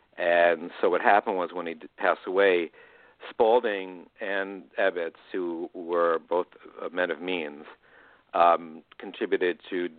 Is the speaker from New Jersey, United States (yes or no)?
no; New York City, New York, United States; moved away; I grew up in Manhattan Beach